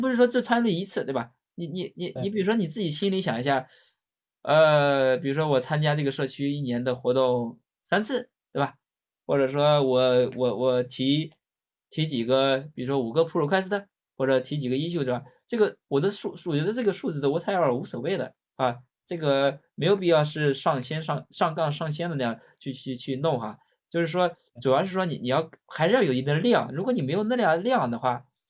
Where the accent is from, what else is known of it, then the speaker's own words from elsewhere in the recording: China; 我们中国人很讲究面子